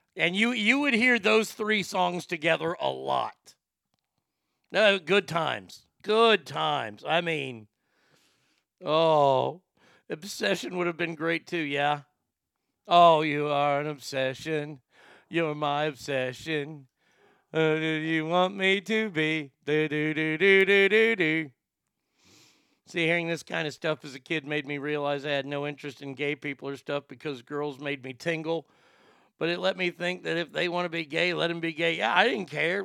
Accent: Texas, United States; as a Texan

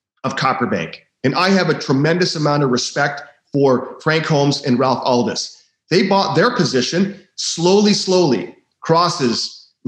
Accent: Vancouver, British Columbia, Canada; I was born in Vancouver, and it is a world capital of people that speculate in junior mining shares.

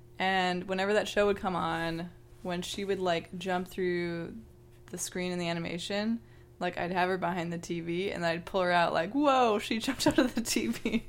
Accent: Wisconsin, United States; moved away; I am from Wisconsin and lived there for nearly 20 years.

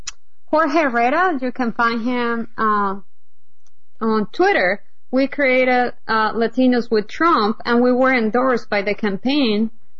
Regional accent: Bogotá, Colombia; moved away as an adult; now in United States; I moved here about 10 years ago, but I grew up in Bogota, Colombia during the drug wars.

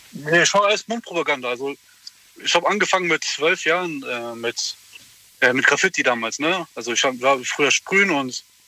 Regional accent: Berlin, Germany; moved away as an adult; also born or lived in Hamburg; ich bin jetzt in Berlin geboren und ich kenne eigentlich nur Großstadt. Jetzt bin ich in ein, in ein kleines Dorf gezogen

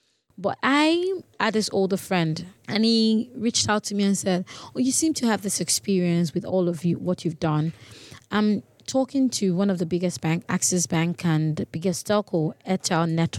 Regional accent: Lagos, Nigeria; English is a second language; again, I'm from Nigeria. I have lived in Lagos, Nigeria all my life, but according to my dad, I'm from still the southwest, Ondo State, never been to my village or countryside

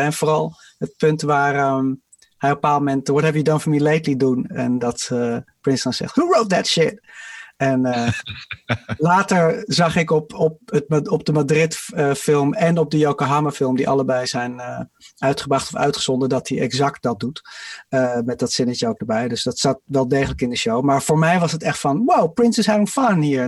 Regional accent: England, United Kingdom; als Engelsman

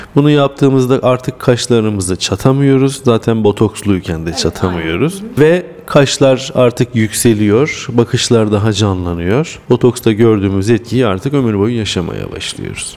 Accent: Samsun, Turkey; also born or lived in Bursa; ben Samsunluyum. 1975 doğumluyum. İlkokul, ortaokul, lise ve üniversite üniversiteyi Samsun'da bitirdim.

